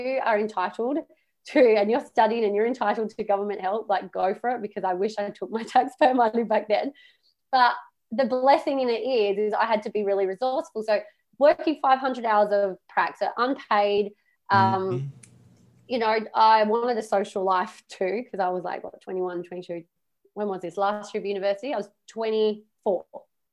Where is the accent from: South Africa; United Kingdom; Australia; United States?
Australia; I am Australian